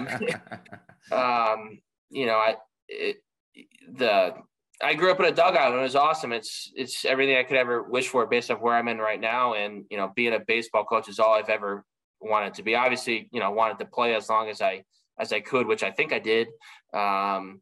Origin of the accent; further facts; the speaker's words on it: Simsbury, Connecticut, United States; moved away as an adult; also born or lived in Duxbury, Massachusetts / Belgium / Australia / Oberlin, Ohio; I grew up in Simsbury, Connecticut